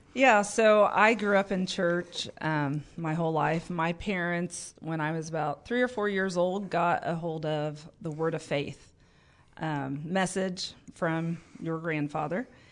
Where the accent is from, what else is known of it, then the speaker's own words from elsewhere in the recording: Paris, Illinois, United States; also born or lived in Tulsa, Oklahoma; we moved back to my hometown in Paris and just plugged into my home church